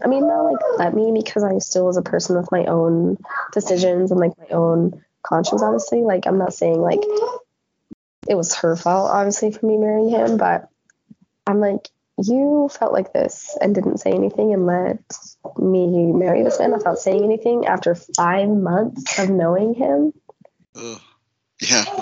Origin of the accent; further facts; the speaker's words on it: Netherlands; growing up in the Netherlands